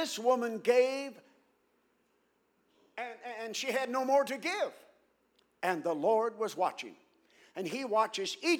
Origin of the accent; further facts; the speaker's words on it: Ohio, United States; now in St. Louis, United States; I'm originally from Ohio, although I've lived in St. Louis many years